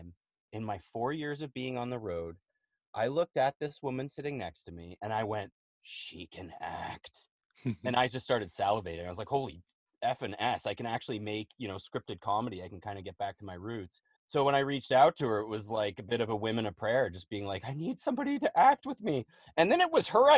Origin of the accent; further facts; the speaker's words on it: Toronto, Ontario, Canada; moved away as an adult; I'm from Toronto